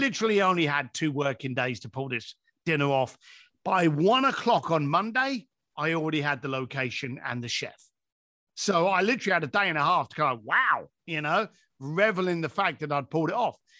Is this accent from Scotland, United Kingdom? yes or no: no; London, United Kingdom; I'm an Irish lad from East London